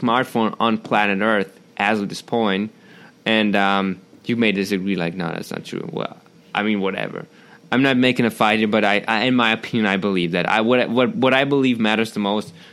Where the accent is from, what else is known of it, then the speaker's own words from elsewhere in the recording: Germany; English is a second language; I'm from Germany.